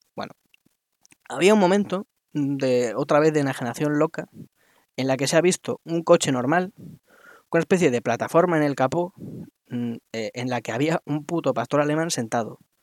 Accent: Spain; como español de pro

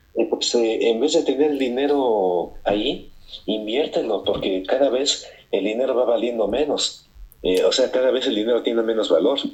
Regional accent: Mexico City, Mexico; accent: chilango; moved away as an adult; also born or lived in Los Angeles, California, United States / Las Vegas, United States; now in United States; crecí en el DF, que ahora se llama Ciudad de México, o CDMX, hasta los 28 años en que pues decidí ir a Estados Unidos. Nací en Estados Unidos

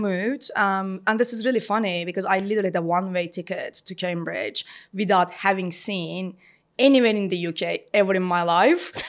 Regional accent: Istanbul, Turkey; moved away as an adult; now in London, United Kingdom; I was born in Istanbul and lived, uh, maybe like half of my life there

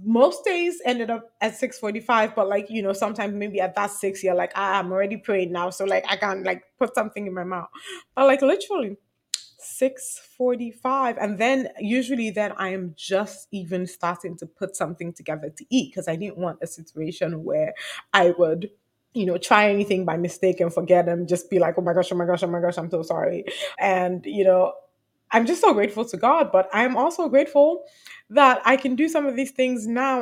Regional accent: Nigeria; I'm Nigerian.

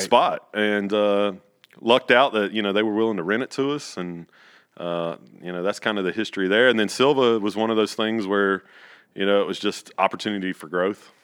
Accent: central North Carolina, United States; I was born in Pinehurst, but I probably lived, like, fifteen, twenty minutes from Pinehurst.

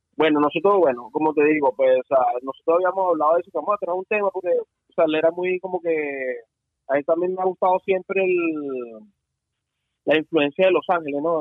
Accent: Venezuela; moved away as an adult; now in Miami, United States; un chavo normal que estuvo trabajando en el rap venezolano

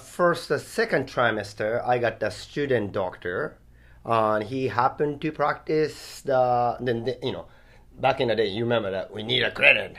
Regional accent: Japan; English is a second language; moved away as an adult; now in Hawaii, United States; my origin is Japan. So born and raised in Japan for first 20 years

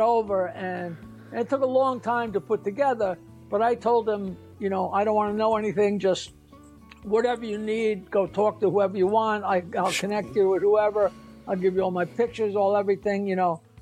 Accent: New York, United States; I'm, I'm a New Yorker and I go fast

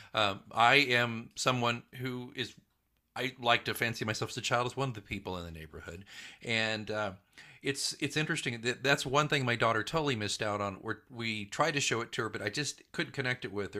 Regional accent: Midwest City, Oklahoma, United States; I grew up in Oklahoma

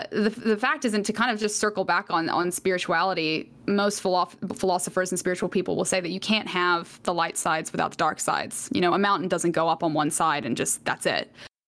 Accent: Atlanta, Georgia, United States; born there; No. So I was born in Atlanta, Georgia.

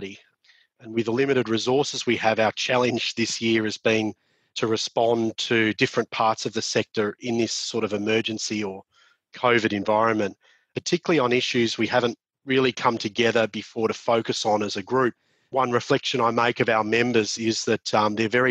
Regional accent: Victoria, Australia; my home state of Victoria

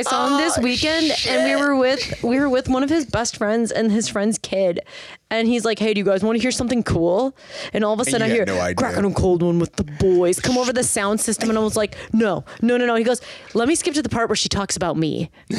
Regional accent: Midwest, United States; But growing up in the Midwest, we had Jersey such Mike's.

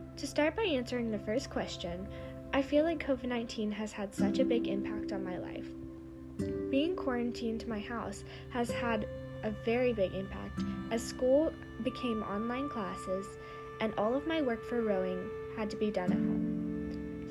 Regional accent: Raleigh, North Carolina, United States; I'm from Raleigh, North Carolina

